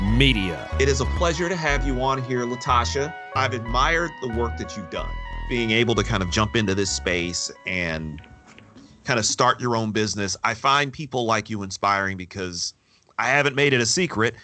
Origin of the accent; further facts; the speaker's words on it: Michigan, United States; we're both from the state of Michigan, we're both from the Midwest